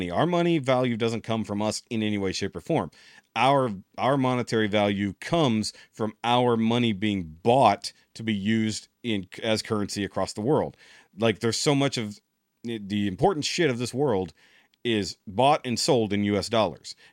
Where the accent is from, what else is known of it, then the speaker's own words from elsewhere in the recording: Texas, United States; being a Texan